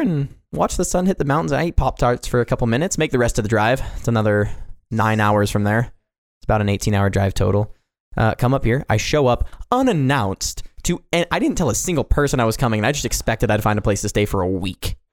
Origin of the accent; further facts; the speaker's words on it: Johnson County, Kansas, United States; also born or lived in Pasadena, California; now in Montana, United States; I actually went to live in, uh, Johnson County with a an overall populace of approximately one point two million people in a city